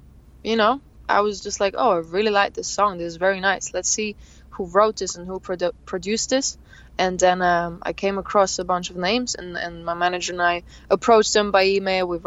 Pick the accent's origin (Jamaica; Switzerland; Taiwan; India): Switzerland; Thun, Bern; My hometown is called Thun, and that's where I live, where I have my little studio and everything